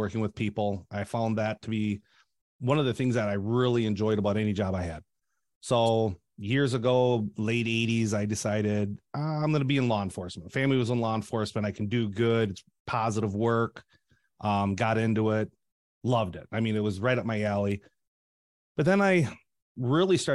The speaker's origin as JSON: {"language": "English", "town": "Shell Lake", "region": "Wisconsin", "country": "United States", "tie": "born or raised there", "said": "I had relocated to Shell Lake, where my hometown is"}